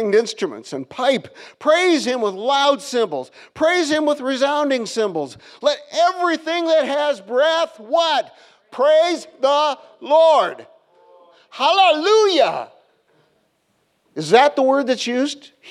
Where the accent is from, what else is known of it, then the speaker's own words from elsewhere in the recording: Iowa, United States; moved away as an adult; I grew up in Iowa and lakes freeze there